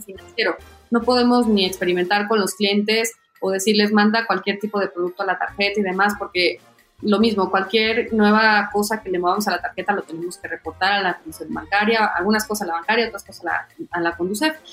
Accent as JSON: {"language": "Spanish", "country": "Mexico", "said": "como mexicana"}